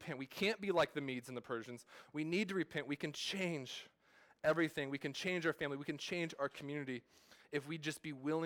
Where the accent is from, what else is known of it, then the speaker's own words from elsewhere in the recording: California, United States; I'm from California. I was born and raised there, but my family's not from there. We're from Oklahoma